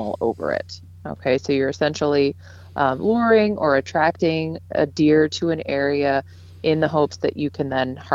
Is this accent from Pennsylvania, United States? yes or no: no; Davis, California, United States; moved away as an adult; now in Gaylord, United States; I was born and raised in Davis, California